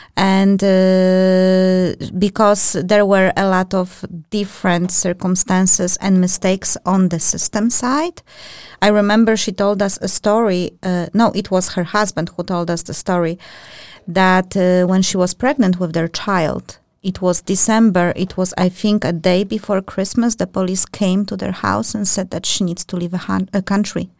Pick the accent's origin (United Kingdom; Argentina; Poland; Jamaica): Poland; now in Denmark; I'm from European Union, just like Marta, we are Polish